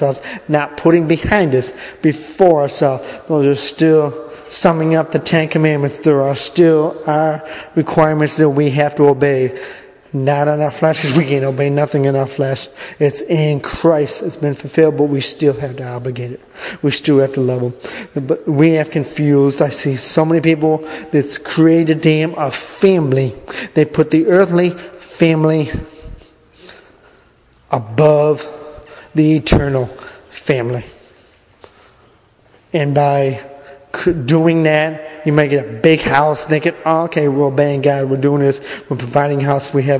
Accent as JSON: {"language": "English", "region": "Massachusetts", "country": "United States", "said": "I'm from Massachusetts"}